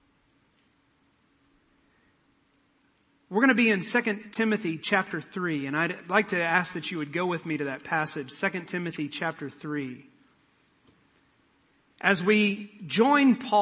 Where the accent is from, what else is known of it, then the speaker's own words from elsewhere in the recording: Midwest, United States; I'm from the Midwest